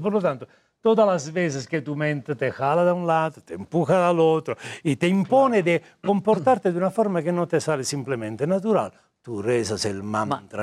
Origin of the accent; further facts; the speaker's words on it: Italy; Spanish is a second language; moved away as an adult; also born or lived in Pune, India; now in Mexico; Sono italiano di nascimento